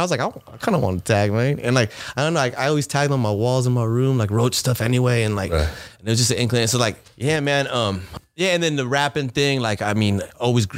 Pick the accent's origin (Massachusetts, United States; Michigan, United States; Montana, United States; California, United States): California, United States; San Bruno; also born or lived in Bogota, Colombia (family origin); now in San Francisco, United States; I grew up though in San Bruno for the first part of my life, a handful of years